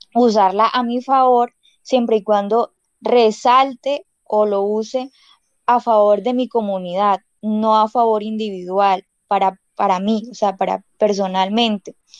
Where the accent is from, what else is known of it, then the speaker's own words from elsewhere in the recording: Uribia, La Guajira, Colombia; first language Wayuunaiki; Spanish is a second language; no hemos olvidado nuestra lengua guayunaqui, que es nuestra lengua materna